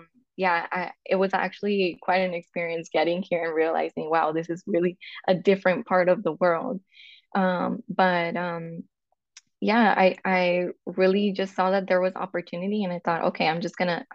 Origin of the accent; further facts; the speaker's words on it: Los Angeles, California, United States; moved away as an adult; now in Amsterdam, Netherlands; So I am from California. I was born and raised in LA. I'm a Chicana